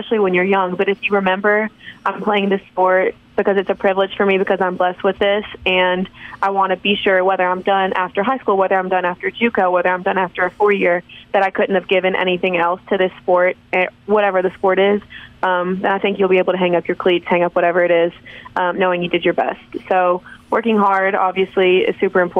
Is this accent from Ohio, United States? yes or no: no; Hattiesburg, Mississippi, United States; I did grow up in this town, so like there's pictures of me at Southern Miss camp